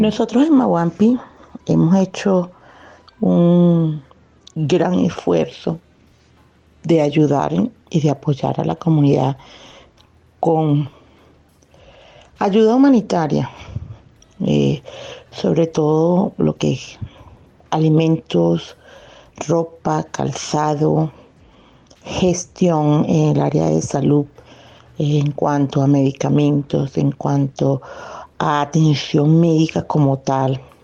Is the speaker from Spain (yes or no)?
no; Venezuela; moved away as an adult; now in Bogotá, Colombia; siendo venezolanos, esa tierra que tanto amamos es Venezuela